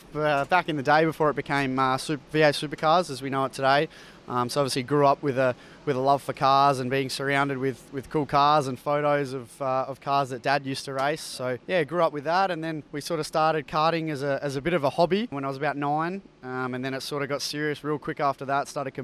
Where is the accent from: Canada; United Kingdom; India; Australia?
Australia; North Fremantle, Western Australia; now in Melbourne, Australia; I'm from the North Fremantle area, so up near the coast, which is good.